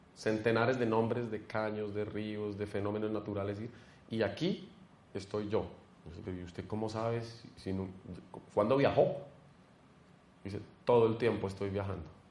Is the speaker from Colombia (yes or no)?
yes; Colombia; como colombianos